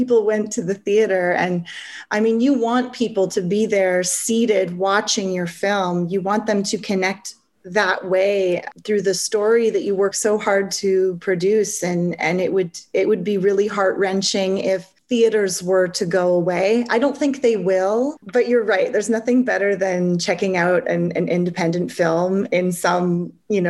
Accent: Vancouver, British Columbia, Canada; They're in my hometown

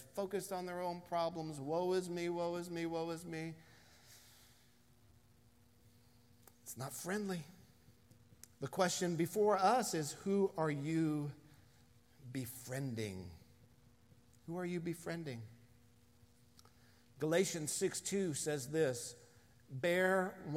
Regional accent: United States; being an American in 2020

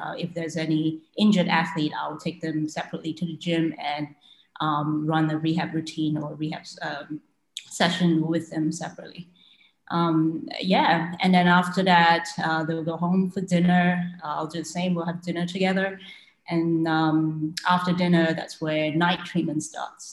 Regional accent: Malaysia; I was born and raised in Malaysia and I have a Chinese heritage

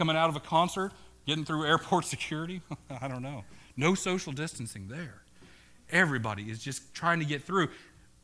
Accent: Oklahoma, United States; now in New England, United States; I'm from Oklahoma

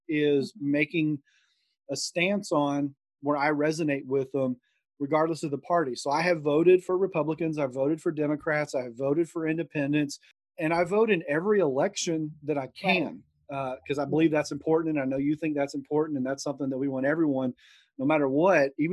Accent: Deep South, United States; growing up in the Deep South

